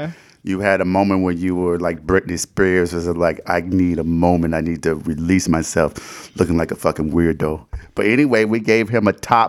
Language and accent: English; Detroit, Michigan, United States; I am from Detroit, Michigan